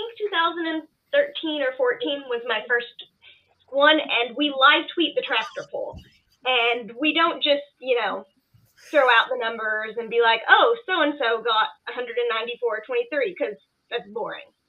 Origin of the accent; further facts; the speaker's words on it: Corbin, Kentucky, United States; now in Louisville, United States; I'm from Corbin, Kentucky originally, but I live in Louisville now.